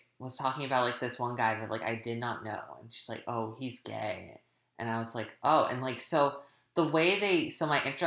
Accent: New Hampshire, United States; I grew up I grew up in New Hampshire in a small little town

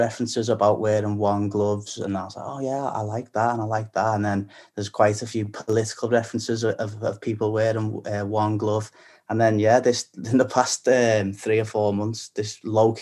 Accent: Liverpool, North West England, United Kingdom; accent: Scouse; moved away as an adult; now in London, United Kingdom; as a Scouser

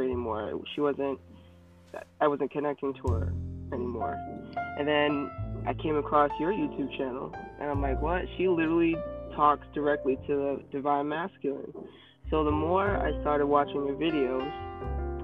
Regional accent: Boston, Massachusetts, United States; accent: thick Boston; I'm from Boston, Massachusetts. So if my accent comes out, you're going to have to bear with me. It just comes out. It's pretty thick

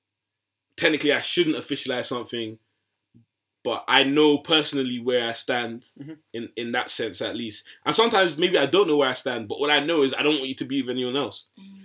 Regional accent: Nigeria; I'm really Nigerian to the core.

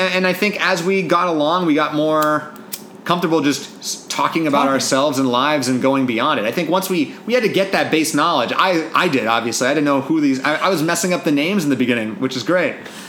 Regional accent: Seattle, Washington, United States; now in Los Angeles, United States; I'm from Seattle.

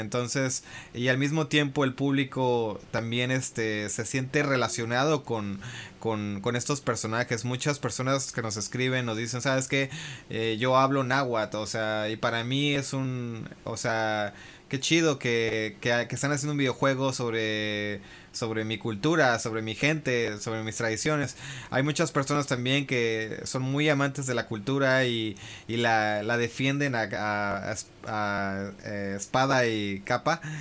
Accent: San Francisco, California, United States; now in Japan; crecí en California, en San Francisco

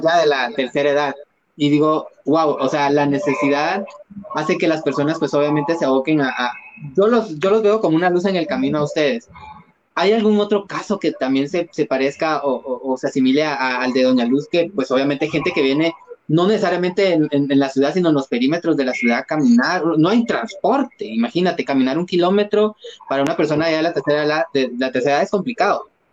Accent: Guatemala; en nuestros psiquis como guatemaltecos

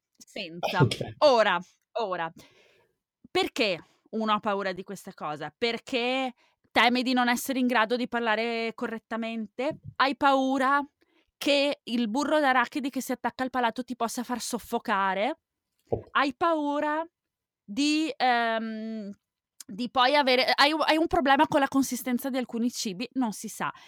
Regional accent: Veneto, Italy; now in Germany; dalle mie parti non intendo dove si parla latino, ma intendo dove si parla dialetto veneto

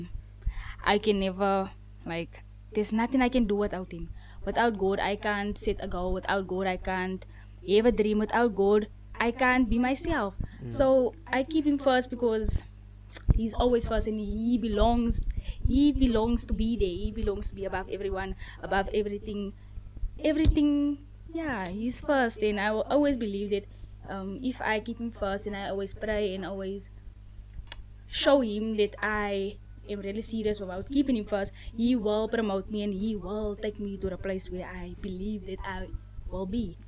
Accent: Johannesburg, Gauteng, South Africa; I'm from Yadararo Park, Extension 6

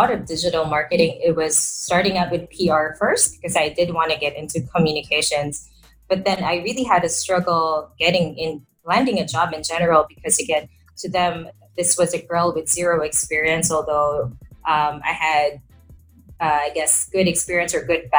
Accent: Manila, Metro Manila, Philippines; I am from Manila. So that is the capital of the country.

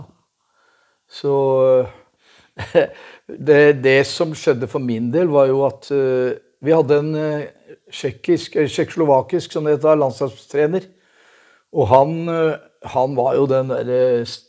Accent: Oslo, Norway; i det området hvor jeg vokste opp, på Marienlyst Majorstua

